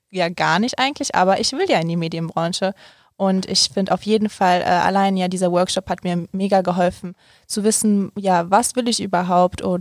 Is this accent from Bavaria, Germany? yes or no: no; Cologne, North Rhine-Westphalia, Germany; Also zum Beispiel, ich komme ja ähm, ursprünglich aus Köln